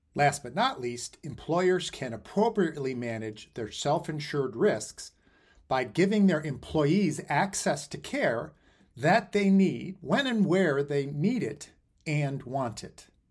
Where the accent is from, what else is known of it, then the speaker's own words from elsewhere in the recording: Chicago, Illinois, United States; I'm born and raised in Chicago